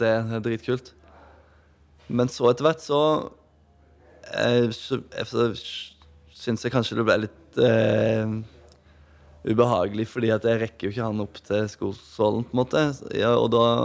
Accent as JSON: {"language": "Norwegian", "town": "Åmli", "region": "Agder", "country": "Norway", "tie": "born or raised there"}